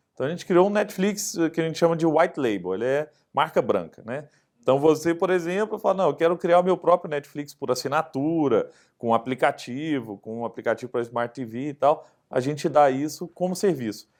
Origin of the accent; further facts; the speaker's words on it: Araguari, Minas Gerais, Brazil; casa onde meus pais moram em Araguari, né? minha cidade onde eu nasci